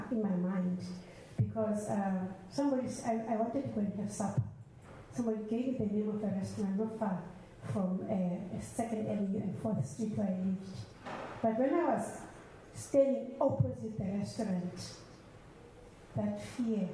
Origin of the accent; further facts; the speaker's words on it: South Africa; I'm from South Africa